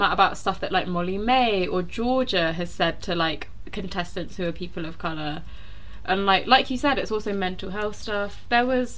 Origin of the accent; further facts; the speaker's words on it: London, United Kingdom; moved away; I moved away from South London